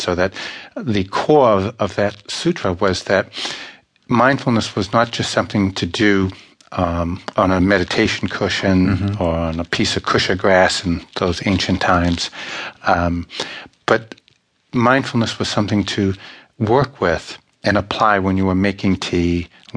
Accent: Boston, Massachusetts, United States; also born or lived in Ireland; being from Boston, being Irish, and I'm also from Ireland too

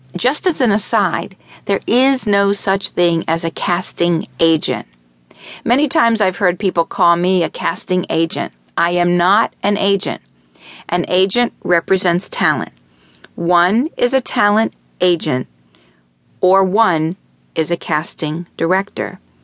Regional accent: Miami, Florida, United States; I was born in Miami Beach and raised in Miami

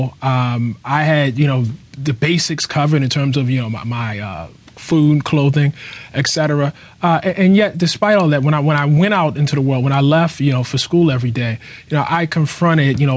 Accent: Baltimore, Maryland, United States; I lived in a household in West Baltimore, a few different houses, but the one I remember, right across the street from Mundaman Mall

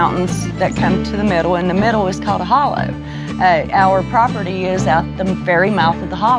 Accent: Bob White, West Virginia, United States; I'm from Bob White in Boone County, West Virginia, in the southern part of West Virginia. I live in between two mountains.

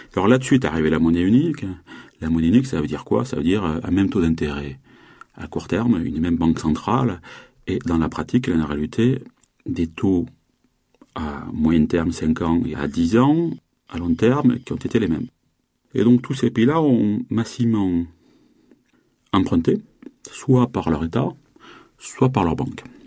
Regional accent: south of France, France; je viens du, sud-sud de la France.

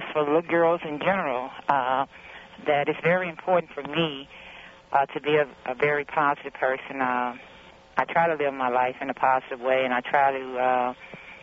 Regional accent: East St. Louis, Illinois, United States; Growing up in East St. Louis, living across the street

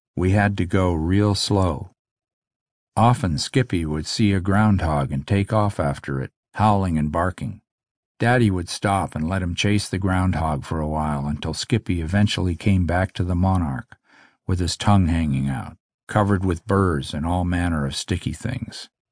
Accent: Omemee, Ontario, Canada; also born or lived in Jackson's Point, Ontario; the family moved to Omimi

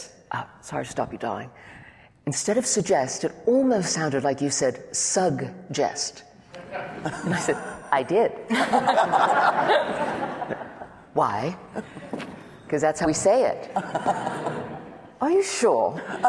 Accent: United States; accent: American; being an American reader here

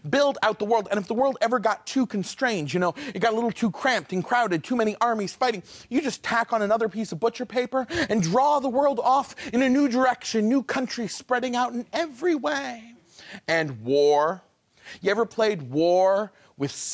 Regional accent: far northern Maine, United States; I grew up in Maine, far northern Maine.

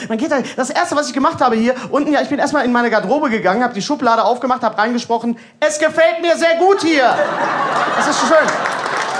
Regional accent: Bochum, North Rhine-Westphalia, Germany; Ja, ich komme aus, aus äh, Bochum

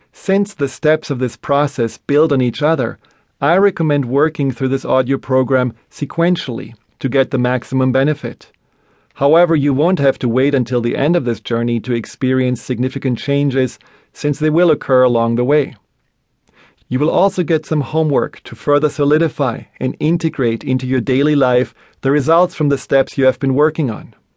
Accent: Black Forest, Baden-Württemberg, Germany; I grew up in Germany, in a small town in the middle of the Black Forest.

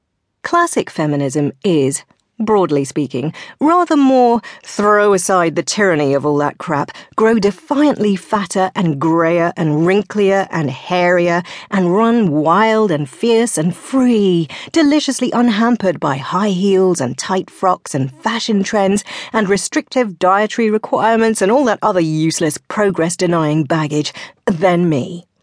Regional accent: South West England, United Kingdom; I grew up in Devon in the 70s and 80s, in an environment you'd probably describe as provincial and the teeniest bit insular, and certainly not as a hotbed of feminist activity.

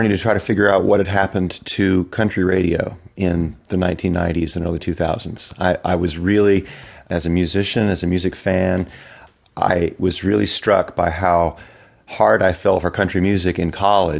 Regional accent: North Carolina, United States; growing up in North Carolina.

